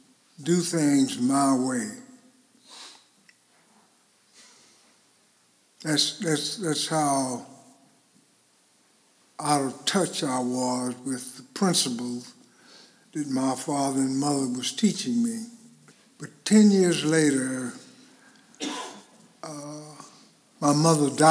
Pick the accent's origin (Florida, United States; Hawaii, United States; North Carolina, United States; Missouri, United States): Florida, United States; Winter Haven; I was born in Winter Haven, Florida, with a sister, twin sister